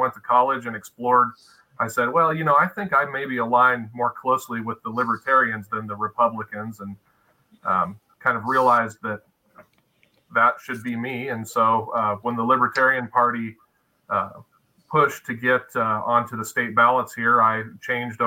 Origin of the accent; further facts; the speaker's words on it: Midwest, United States; now in Elm Creek, Nebraska, United States; As a Midwesterner